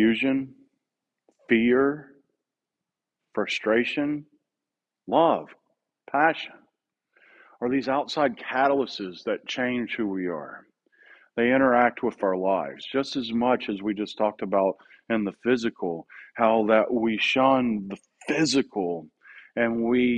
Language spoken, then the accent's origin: English; Southeast, United States; moved away as an adult; now in Oceanside, United States; I grew up in the Southeast. I grew up understanding things with a Southeastern understanding and celebrations